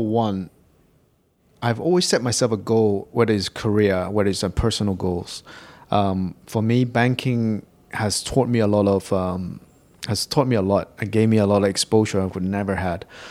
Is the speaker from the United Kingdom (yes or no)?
yes; England, United Kingdom; moved away as an adult; now in Hong Kong; I grew up in Hong Kong. And, um, I left Hong Kong for England when I was very young. I did all my schooling over in, uh, in the U K